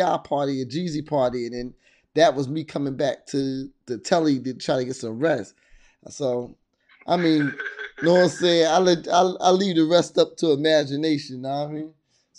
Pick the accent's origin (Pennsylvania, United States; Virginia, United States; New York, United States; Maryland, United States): Virginia, United States; I'm out from Virginia, my first weekend in the A.